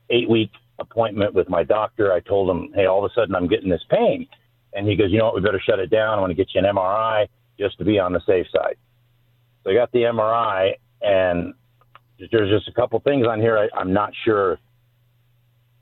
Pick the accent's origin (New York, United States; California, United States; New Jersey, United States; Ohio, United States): California, United States; Ontario; Ontario, California, Chaffee High School.